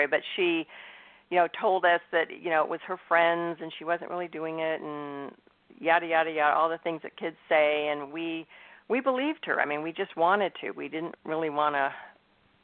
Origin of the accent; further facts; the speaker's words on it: Northern California, United States; also born or lived in Indiana; I'm in Northern California. I've lived here pretty much my whole life. I was born in Indiana, but, you know, lived in the West Coast my whole life